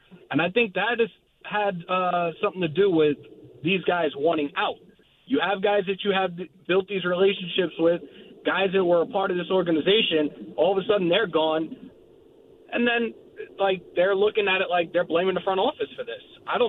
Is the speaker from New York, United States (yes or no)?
yes; Long Island, New York, United States; now in New Jersey, United States; I grew up on Long Island.